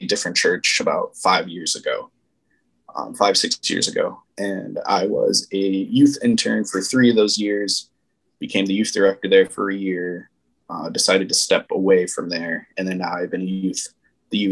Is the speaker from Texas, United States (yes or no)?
no; Aurora, Illinois, United States; now in Minnesota, United States; I grew up in Aurora, Illinois.